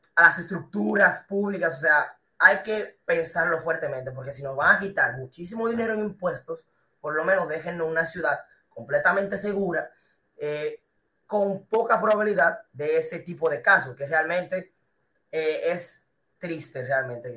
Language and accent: Spanish; Dominican Republic; la educación que uno tiene como persona, que tiene como dominicano